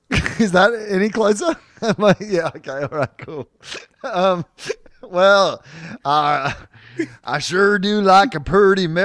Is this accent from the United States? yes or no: yes; Texas, United States; from Texas. Yeehaw!